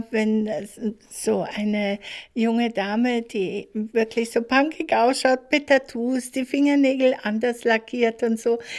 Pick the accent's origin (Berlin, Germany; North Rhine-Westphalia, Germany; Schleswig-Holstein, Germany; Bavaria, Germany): Bavaria, Germany; Munich; ich komme aus München